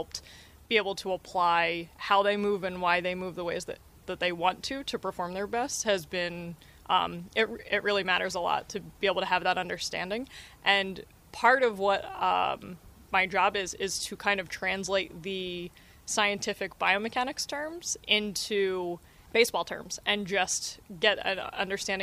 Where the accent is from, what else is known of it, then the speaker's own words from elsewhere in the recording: New Jersey, United States; also born or lived in Philadelphia; I grew up in New Jersey, South Jersey, so I grew up as a Phillies fan